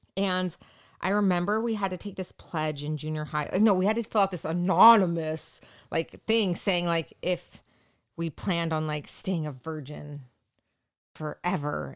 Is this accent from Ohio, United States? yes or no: no; Yorba Linda, California, United States; I was born and raised in Orange County, California, specifically your Belinda.